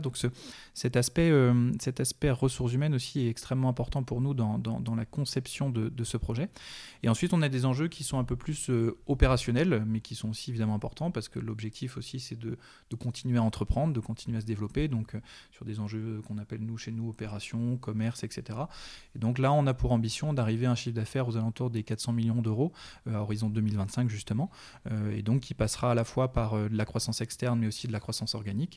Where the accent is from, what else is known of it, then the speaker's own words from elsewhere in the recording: Landivisiau, Brittany, France; also born or lived in Brest; j'ai vécu pendant 18 ans à l'Andivisio